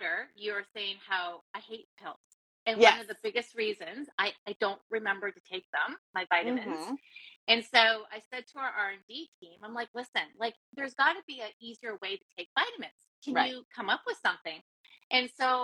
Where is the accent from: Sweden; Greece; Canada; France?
Canada; I'm Canadian